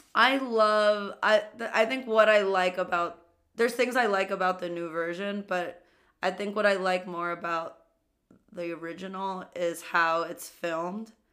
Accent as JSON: {"language": "English", "town": "New York City", "region": "New York", "country": "United States", "said": "I'm from Queens"}